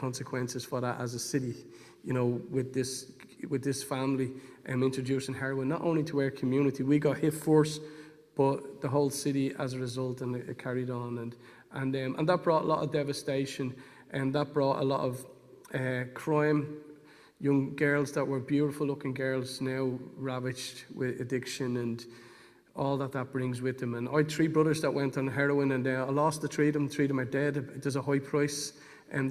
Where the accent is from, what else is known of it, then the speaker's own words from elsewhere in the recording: Dublin, Leinster, Ireland; I'm from Dolphins Barn, which is at the top of South Circular there, and in the flats in a place called Dolphins Barn. I was born and raised there